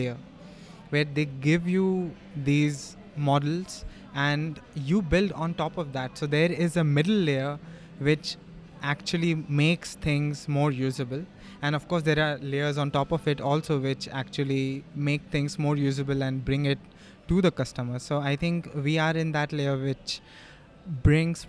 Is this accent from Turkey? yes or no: no; India; our Indian languages